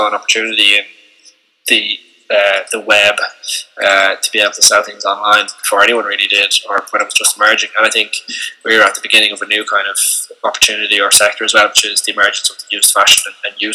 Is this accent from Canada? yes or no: no; Ireland; I'm from Dundalkin in Dublin